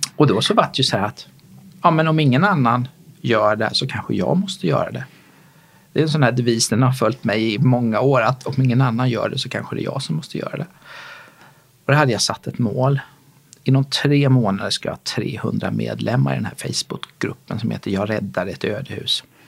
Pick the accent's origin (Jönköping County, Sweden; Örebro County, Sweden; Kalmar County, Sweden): Kalmar County, Sweden; Småland, outside Kalmar; moved away; also born or lived in Gothenburg, Sweden / Malmö, Sweden / Lund, Sweden / Stockholm, Sweden; Jag är smålänning utanför Kalmar från början